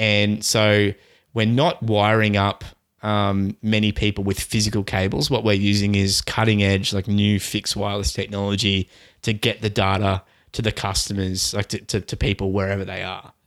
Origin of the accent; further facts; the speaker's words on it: Australia; Australians, we generally play on Australian servers.